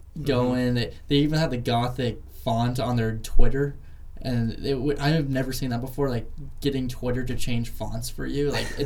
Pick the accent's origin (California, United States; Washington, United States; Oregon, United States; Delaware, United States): Washington, United States; Vancouver; I'm actually from Vancouver, but Vancouver, Washington.